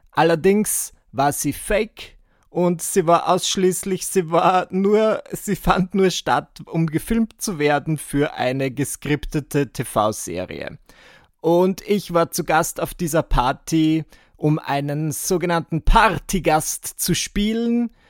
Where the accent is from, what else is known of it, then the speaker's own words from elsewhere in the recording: Burgenland, Austria; moved away as an adult; now in Vienna, Austria; Denn wie ihr wisst, ich bin im Burgenland aufgewachsen und ich, ich habe ein bisschen anders gesprochen, als ich heute spreche. Und dann bin ich im Alter von 18 Jahren nach Wien gezogen